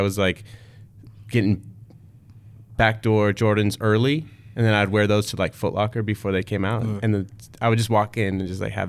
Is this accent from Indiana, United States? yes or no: no; the Bay Area, Northern California, United States; moved away; I'm from Northern California, the Bay Area.